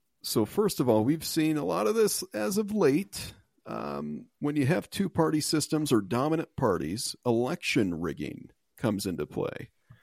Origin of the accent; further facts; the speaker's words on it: United States; I'm American first, sir.